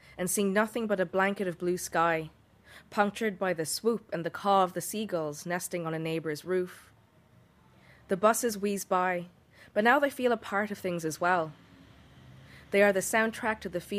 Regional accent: India; now in Dublin, Ireland; I'm a writer from India living in Dublin.

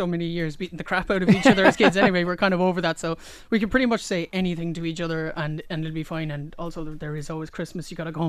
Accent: Cork, Munster, Ireland; we're from Cork City, so we live very near the Lee, which is tidal.

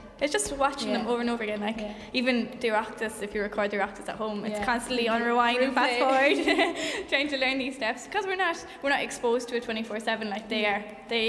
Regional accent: Drumsna, Connacht, Ireland; I'm from Drumsna, County Leitrim.

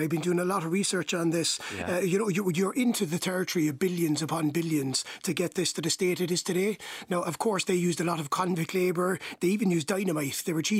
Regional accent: Cappoquin, County Waterford, Munster, Ireland; moved away as an adult; also born or lived in United Kingdom; I'm from Capricorn, County Waterford initially, but spent a happy 11 years in the UK

